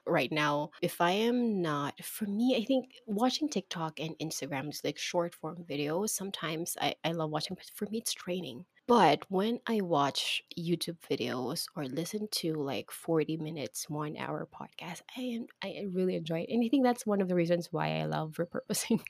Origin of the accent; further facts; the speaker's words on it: Philippines; here in my country, in the Philippines